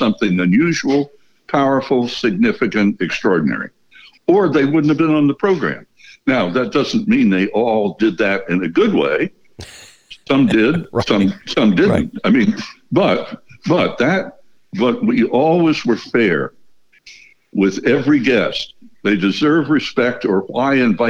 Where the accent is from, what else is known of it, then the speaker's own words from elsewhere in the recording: United States; born and raised in the United States